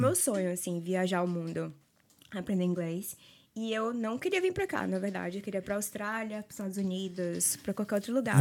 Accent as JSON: {"language": "Portuguese", "town": "Salvador", "region": "Bahia", "country": "Brazil", "moved": "as an adult", "said": "eu sou de Salvador"}